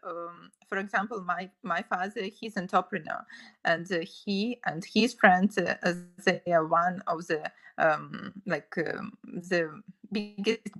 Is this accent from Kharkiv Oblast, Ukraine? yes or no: yes; Kharkiv, Kharkiv Oblast, Ukraine; Kharkiv is a big city, normal city, active, progressive city